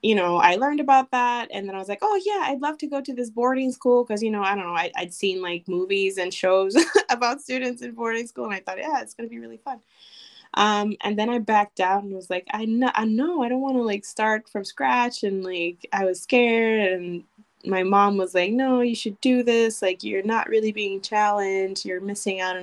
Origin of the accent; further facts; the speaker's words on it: Ponce, Puerto Rico; moved away as an adult; also born or lived in Chicago, Illinois, United States; now in Madison, United States; I grew up in Ponce, Puerto Rico, actually. So I'm from Puerto Rico, although I was born in Chicago.